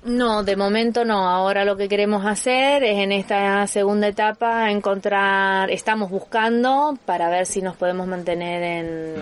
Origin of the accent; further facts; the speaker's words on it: Argentina; now in Andorra; nosotros somos argentinos